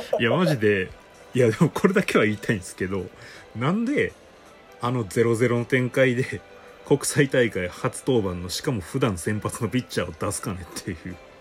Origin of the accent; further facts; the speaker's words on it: Hyogo, Japan; 僕の地元兵庫